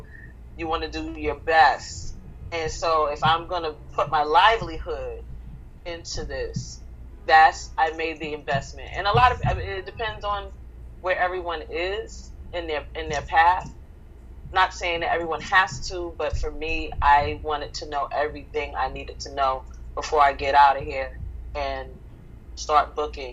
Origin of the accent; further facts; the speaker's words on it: New York City, New York, United States; I grew up in the 1980s in the South Bronx, 163rd Third Avenue